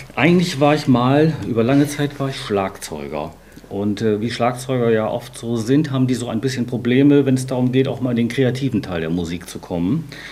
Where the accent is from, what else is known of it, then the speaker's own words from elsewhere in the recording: Bremen, Germany; in Bremen, meiner Heimatstadt